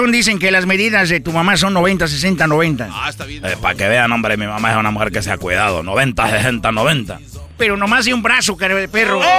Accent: Honduras; Fíjate, yo soy de Honduras, hombre.

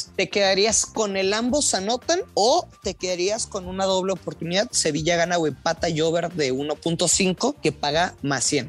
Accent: Durango, Mexico; soy de Durango

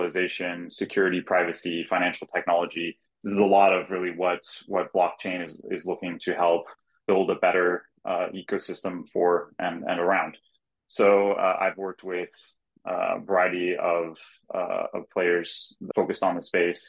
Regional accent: Silicon Valley, California, United States; I grew up in the Silicon Valley area

